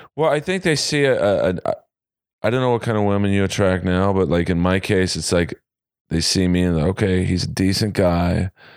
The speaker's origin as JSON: {"language": "English", "town": "Los Angeles", "region": "California", "country": "United States", "tie": "born or raised there", "said": "I was born and raised in L A, uh, grew up in Bel Air"}